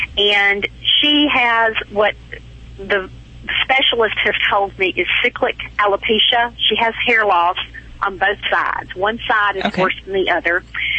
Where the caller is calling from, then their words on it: Hernando, Mississippi, United States; From Hernando, Mississippi. It's about 15 miles south of Memphis.